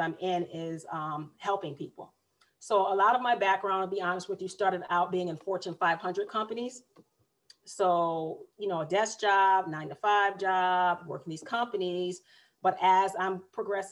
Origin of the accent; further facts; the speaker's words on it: Massachusetts, United States; moved away as an adult; now in Raleigh, United States; I am originally a Northerner